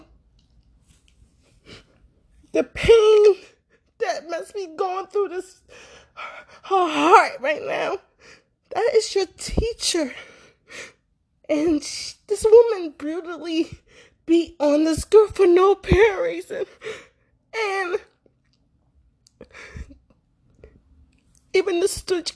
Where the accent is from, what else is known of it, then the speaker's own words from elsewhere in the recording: Philadelphia, Pennsylvania, United States; growing up in Philadelphia